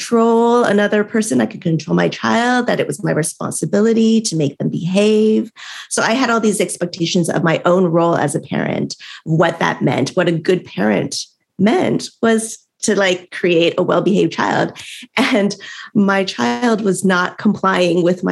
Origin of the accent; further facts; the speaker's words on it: United States; I was, you know, born and raised in America